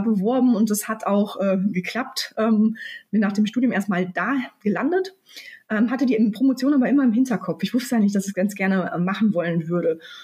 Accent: near Münster, North Rhine-Westphalia, Germany; also born or lived in London; ich komme tatsächlich aus der Nähe von Münster, also ähm, aus dem Kreis Großfeld, also ein Stück weg, so 20 Minuten von Münster.

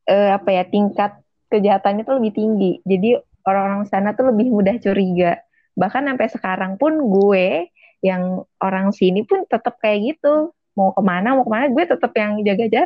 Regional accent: Jakarta, Indonesia; gue walaupun gue orang Jakarta juga cuma gue tuh punya trauma juga tuh gara-gara itu angkutan umum

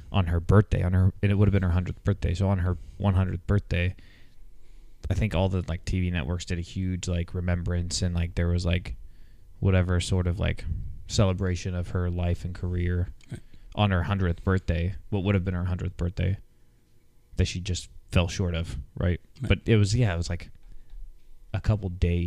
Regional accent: Midwest, United States; I'm from the Midwest too

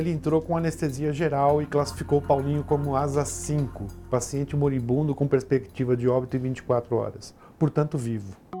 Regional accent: Brazil; moved away as an adult; also born or lived in Europe; eu era só brasileiro

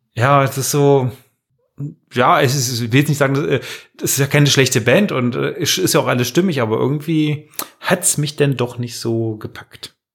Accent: Magdeburg, Saxony-Anhalt, Germany; now in Magdeburg, Germany; von Machteburg in meiner Heimatstadt Heimatdorf

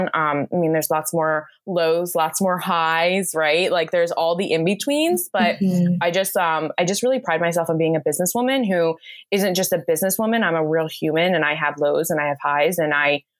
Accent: New Jersey, United States; I live in New Jersey here in the US. I'm about like a half an hour, not even, from Philadelphia, and I've grown up here my entire life

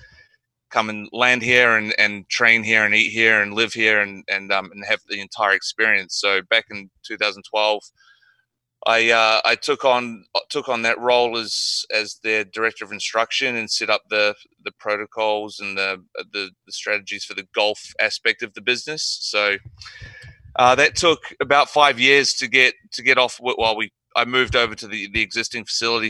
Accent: Nelson, New Zealand; moved away as an adult; now in Gold Coast, Australia; I was from Nelson, which is the top of the South Island

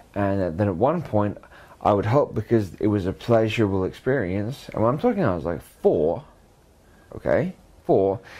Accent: Canterbury, South East England, United Kingdom; also born or lived in Brighton / Lewes / Hastings; I moved to Canterbury, Canterbury, when I was uh, nine

